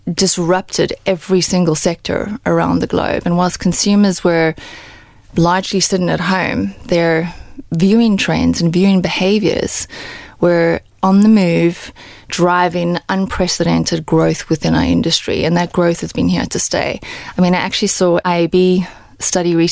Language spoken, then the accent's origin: English; South Africa; moved away; I'm South African and I grew up in South Africa